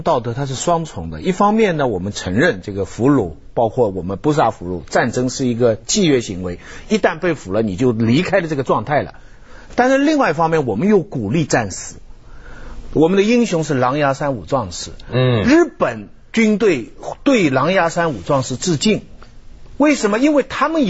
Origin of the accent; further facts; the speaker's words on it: China; 我们中国人觉得很很耻辱